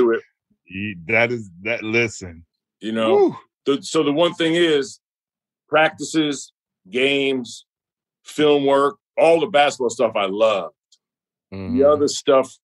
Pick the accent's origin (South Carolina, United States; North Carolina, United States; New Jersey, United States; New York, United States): New York, United States; New York City; moved away as an adult; growing up in Brooklyn and New York